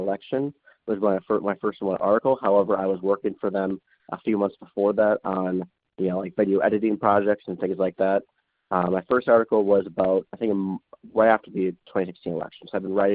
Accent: Wisconsin, United States; moved away as an adult; now in Iowa, United States; I'm from Wisconsin. I currently live in Iowa, going to Drake University

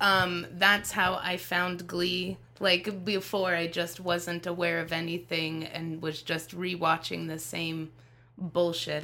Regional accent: Las Vegas, Nevada, United States; I was born and raised in Las Vegas

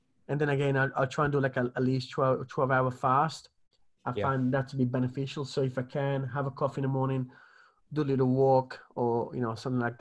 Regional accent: Italy; moved away; I grew up in the Mediterranean

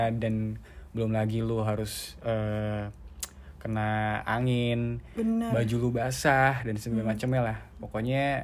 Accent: North Sumatra, Indonesia; Mungkin pertama itu uh, kampung halaman gue sih. Mm

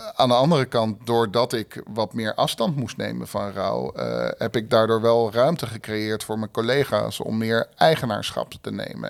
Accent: Haarlem, North Holland, Netherlands; moved away as an adult; now in Rotterdam, Netherlands; geboren en getogen in Haarlem. Eh, in 96 naar Rotterdam gekomen

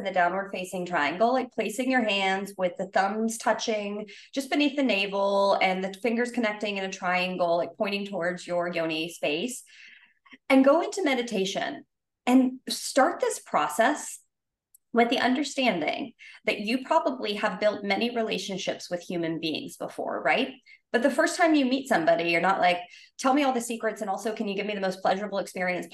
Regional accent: the South, United States; I grew up in the South

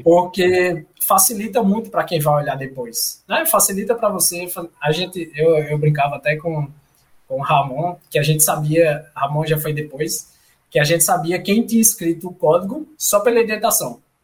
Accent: João Pessoa, Paraíba, Brazil; moved away as an adult; also born or lived in Belo Horizonte; eu sou de João Pessoa, é, nascido e criado, graças a Deus, aqui

